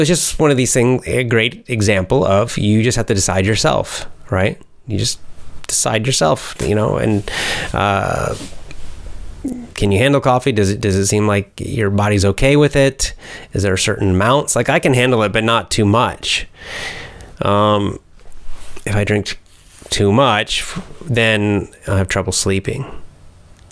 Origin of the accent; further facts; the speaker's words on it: Georgia, United States; my home state of Georgia